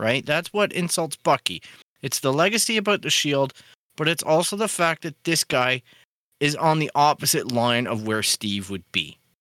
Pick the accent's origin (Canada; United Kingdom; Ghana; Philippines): Canada; as a Canadian